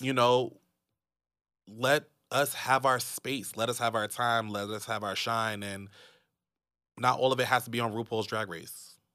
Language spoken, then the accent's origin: English; United States; being American